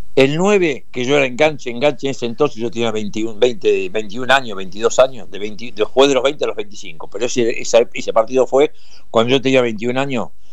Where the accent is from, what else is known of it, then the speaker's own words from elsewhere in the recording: Argentina; Yo viví en Bransen 17-37 desde los nueve meses